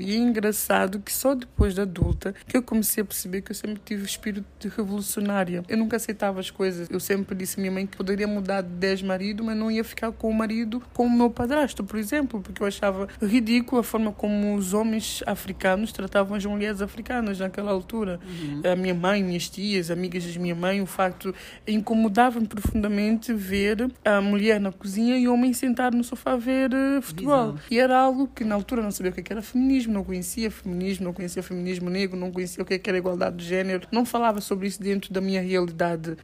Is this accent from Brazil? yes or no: no; São Tomé & Príncipe